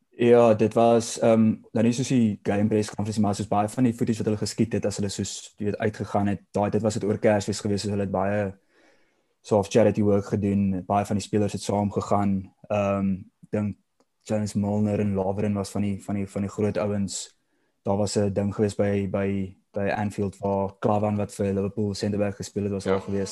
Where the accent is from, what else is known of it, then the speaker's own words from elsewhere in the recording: South Africa; as 'n Suid-Afrikaner